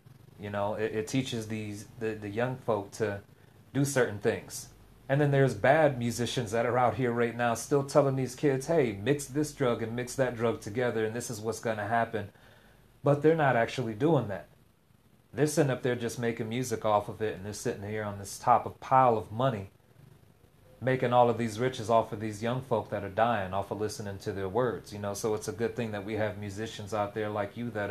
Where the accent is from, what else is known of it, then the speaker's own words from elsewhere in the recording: Tangelo Park, Florida, United States; I grew up in Tangelo Park